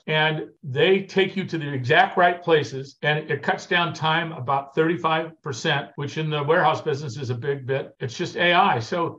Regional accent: California, United States; moved away as an adult; now in Washington, United States; I came from Southern California. I mean, every other person I know was a mortgage broker, right? In Southern California.

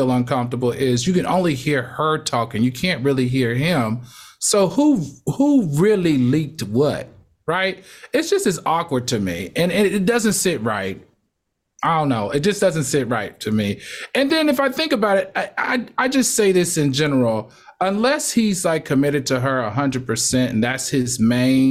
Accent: Horse Pasture, Virginia, United States; I'm definitely from Horse Pass in Virginia

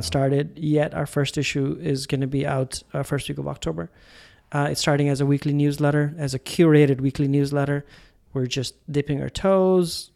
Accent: India; I'm Indian

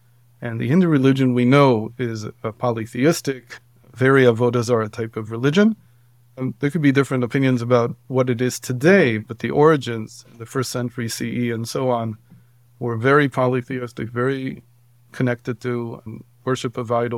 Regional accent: Israel; also born or lived in Cleveland, United States / Baltimore, United States; I come from a Orthodox family for many generations. I grew up in Israel mostly, and then in the United States, in Cleveland and Baltimore. And when I came back in my early 20s to Israel

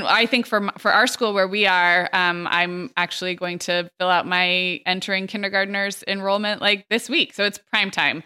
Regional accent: California, United States; growing up in California

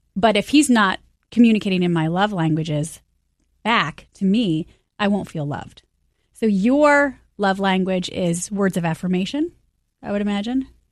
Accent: Michigan, United States; moved away; I'm from Michigan

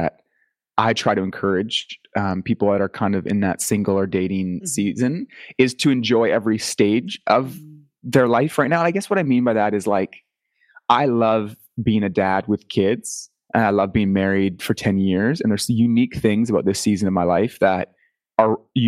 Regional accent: Canada; accent: Canadian; being from Canada

